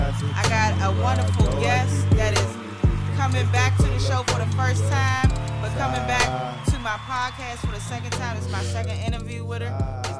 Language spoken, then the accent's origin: English; Capitol Heights, Maryland, United States; now in Los Angeles, United States; When I came to Capitol Heights to LA, I was struck by the culture and the tradition that I noticed immediately when I came out. When I moved to South Central over there off 85th.